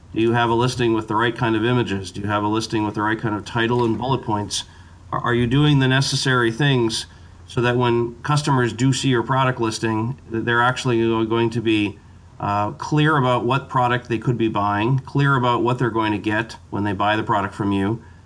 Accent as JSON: {"language": "English", "country": "Canada", "said": "as a Canadian, part of my part of my DNA"}